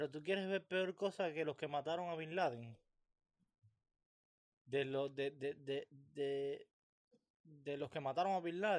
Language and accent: Spanish; Cuba; moved away; A mí todas esas cosas se me olvidaron. Yo salí de Cuba y ya yo...